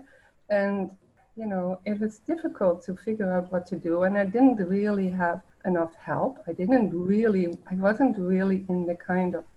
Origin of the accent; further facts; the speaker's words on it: The Hague, South Holland, Netherlands; also born or lived in Winnipeg, Canada; now in Canada; I do come from the Netherlands. I was born in The Hague just right after the war, and I grew up there.